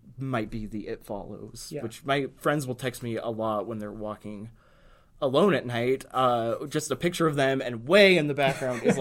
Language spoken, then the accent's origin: English; United States; as an American who is a poor person